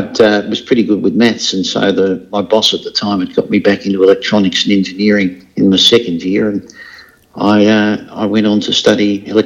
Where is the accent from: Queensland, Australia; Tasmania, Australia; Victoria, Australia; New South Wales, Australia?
Tasmania, Australia; born or raised there; also born or lived in England / Ireland